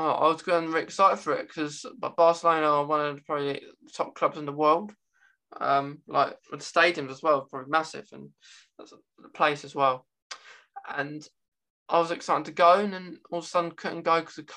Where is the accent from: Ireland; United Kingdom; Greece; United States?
United Kingdom; over in the UK, we don't have states, we have like cities and towns